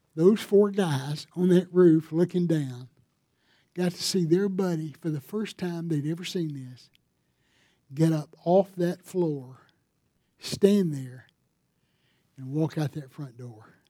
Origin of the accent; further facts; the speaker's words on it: Greer, South Carolina, United States; I'm from Greer